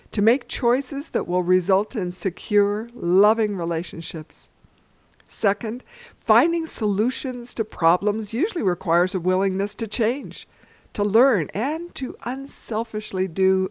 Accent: Los Angeles, California, United States; I grew up in Los Angeles, California

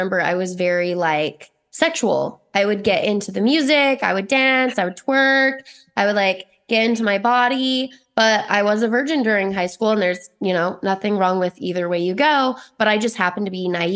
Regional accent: Hurricane, Utah, United States; I'm from Hurricane, Utah, a very small religious town, mostly Mormon

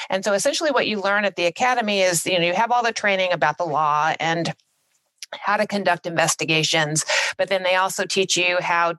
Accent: California, United States; also born or lived in Washington, D.C.; I'm from California and my entire career, I was assigned to the Los Angeles field office

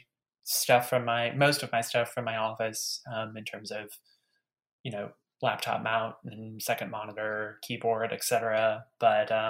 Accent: Detroit, Michigan, United States; a smaller house in my hometown in suburban Detroit

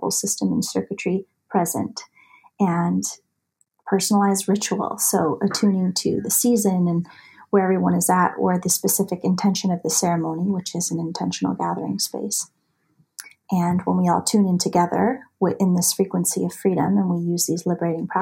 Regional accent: United States; also born or lived in Montana / Idaho; I was raised in the mountains. I grew up in Montana. I grew up in Idaho

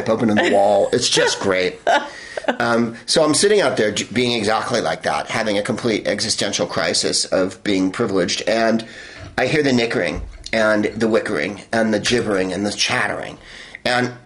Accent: Bay Area, California, United States; now in Los Angeles, United States; I'm from the Bay Area. And we say garage. We say Hella, and we say garage, and quarter

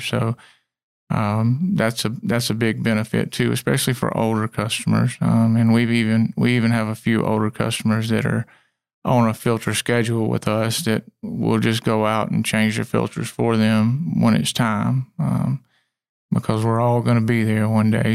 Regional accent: Clemson, South Carolina, United States; also born or lived in Union, South Carolina; we moved to, um, the central Clemson area when I was about five, and it's changed tremendously

